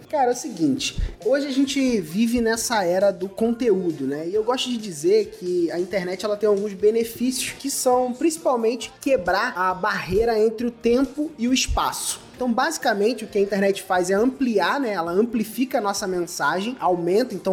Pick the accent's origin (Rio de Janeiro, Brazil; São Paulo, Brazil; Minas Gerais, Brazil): Rio de Janeiro, Brazil; Cabo Frio; É isso aí. Sou de Cabo Frio e eu eu trabalho, cara, com marketing digital, né?